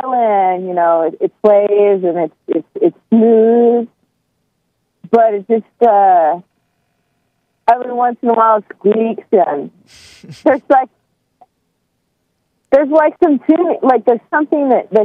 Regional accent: Eastern Oregon, United States; I was raised in Eastern Oregon.

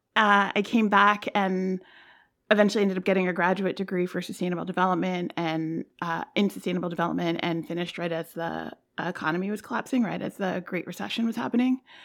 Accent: New York, United States; I'm from New York, I'm in New York now

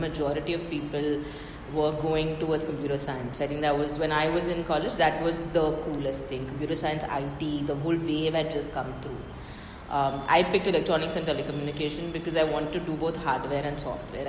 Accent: Mumbai, Maharashtra, India; I'm from Bombay, so not a Delhi person at all. And grew up in Bombay

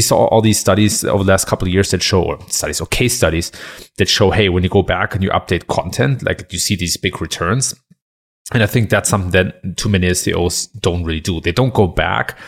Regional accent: Germany; moved away as an adult; now in United States; I've been born and raised in Germany and been living in the U S for seven years now

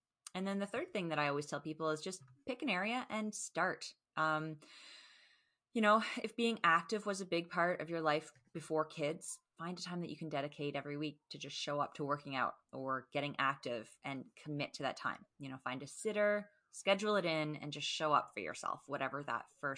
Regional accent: Canada; not .com because I am Canadian.

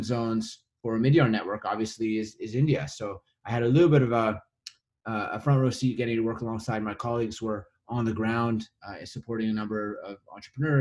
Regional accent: Winnipeg, Manitoba, Canada; I grew up in Winnipeg in the middle of Canada.

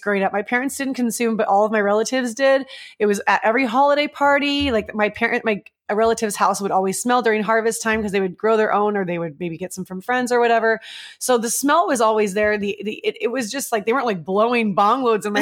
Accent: Marin County, California, United States; now in Orange County, United States; I grew up in Marin County. It's on the other side of the Golden Gate Bridge.

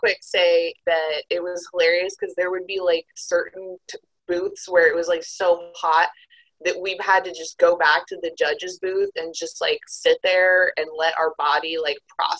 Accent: Texas, United States; also born or lived in Chicago; now in Asheville, United States; because I'm from Texas, the home of Whataburger.

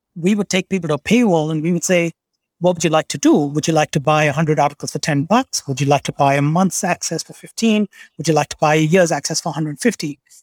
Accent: Kolkata, West Bengal, India; state of West Bengal. I grew up in Calcutta.

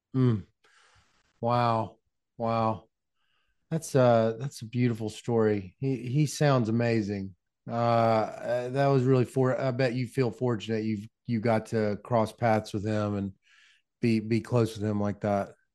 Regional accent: Mississippi, United States; I grew up in Mississippi

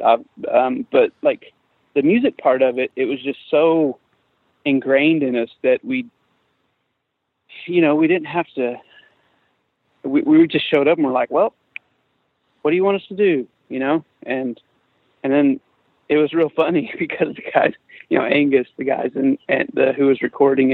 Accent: Midwest, United States; we're from the Midwest

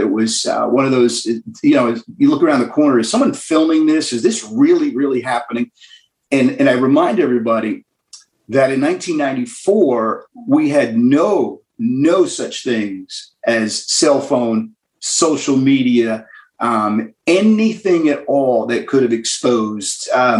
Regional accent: New York, United States; now in Birmingham, United States; And I grew up in New York, a big Yankee fan.

